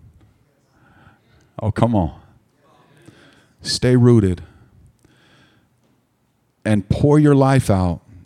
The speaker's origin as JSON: {"language": "English", "town": "Stockton", "region": "California", "country": "United States", "moved": "as an adult", "lives_now": "Maricopa, United States", "said": "a 19-year-old piece of white trash from the gutters of Stockton, California"}